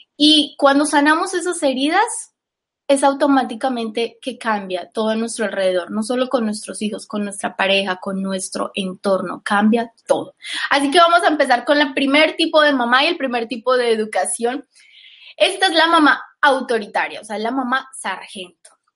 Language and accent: Spanish; Colombia; Yo soy colombiana